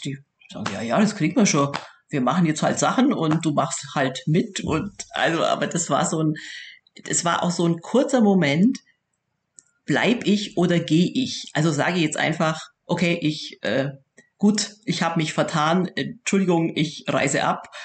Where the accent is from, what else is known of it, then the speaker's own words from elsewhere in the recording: Bavaria, Germany; accent: Southern German, rolled R; also born or lived in Augsburg; Das hört man auch am rollenden R. da, erkennt, da erkennt man uns Süddeutsche immer un, äh, wirklich unverkennbar